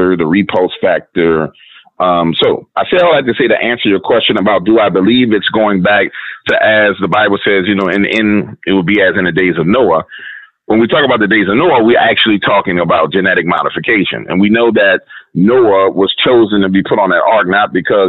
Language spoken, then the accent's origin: English; United States; I'm American.